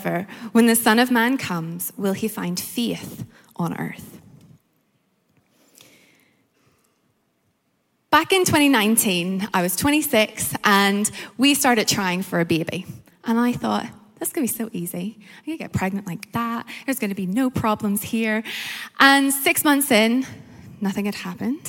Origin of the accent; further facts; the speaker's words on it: Northern Ireland, United Kingdom; accent: Northern Irish; also born or lived in Malaysia; now in London, United Kingdom; My accent is Northern Irish